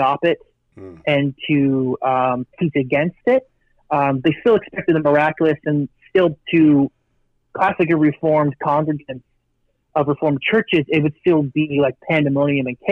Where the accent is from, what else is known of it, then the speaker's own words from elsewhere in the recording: Kitchener, Ontario, Canada; I grew up about half my life up in Kitchener-Waterloo, which is about 40 minutes from Toronto